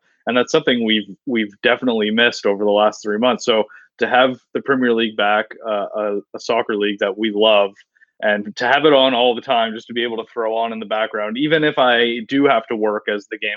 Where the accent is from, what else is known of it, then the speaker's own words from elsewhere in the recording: Canada; being a Canadian sports fan